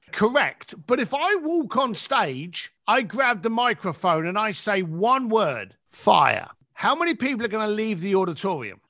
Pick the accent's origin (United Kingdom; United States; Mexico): United Kingdom; London; moved away; my mum and dad, who still lived in the same house that I was raised up in in England.